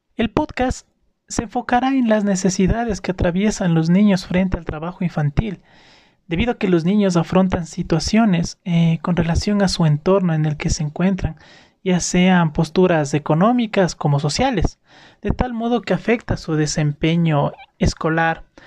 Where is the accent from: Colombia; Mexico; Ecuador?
Ecuador